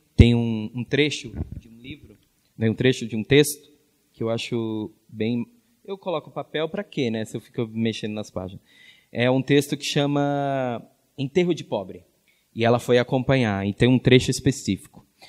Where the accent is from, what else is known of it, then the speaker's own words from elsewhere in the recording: Minas Gerais, Brazil; nasci em Minas Gerais